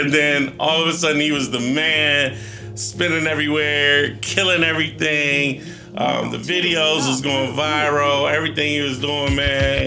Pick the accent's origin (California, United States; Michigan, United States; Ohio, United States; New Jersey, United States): Ohio, United States; Newark; I grew up in Newark, Ohio.